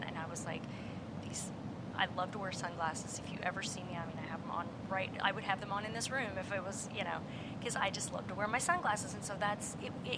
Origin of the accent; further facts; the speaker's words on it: Missouri, United States; moved away as an adult; now in Nashville, United States; my husband and I, we are high school sweethearts, have been, and we grew up in Missouri